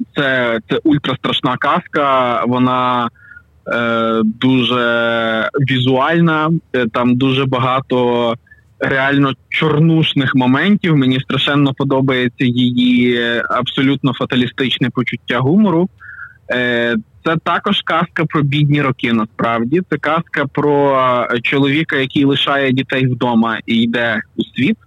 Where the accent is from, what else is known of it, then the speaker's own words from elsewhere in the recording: Pokuttia, Ukraine; Родом із Покуття